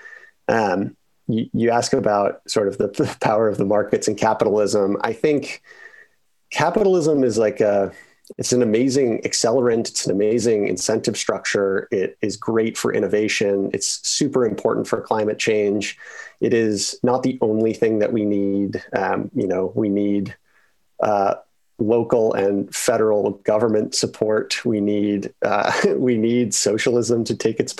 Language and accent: English; Boulder, Colorado, United States; moved away; I grew up in Boulder, Colorado